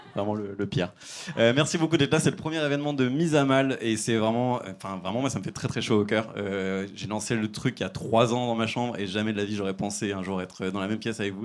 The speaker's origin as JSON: {"language": "French", "region": "Île-de-France", "country": "France", "said": "moi, je viens de banlieue, euh, des HLM de banlieue"}